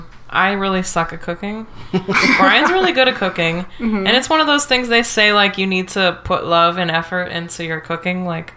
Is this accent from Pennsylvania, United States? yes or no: yes; Pittsburgh, Pennsylvania, United States; now in Orlando, United States; I'm from Pittsburgh, the Pittsburgh area.